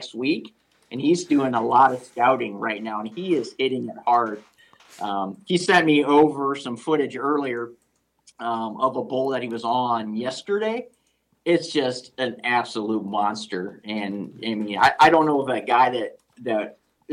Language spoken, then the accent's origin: English; Ohio, United States; moved away; I'm from Ohio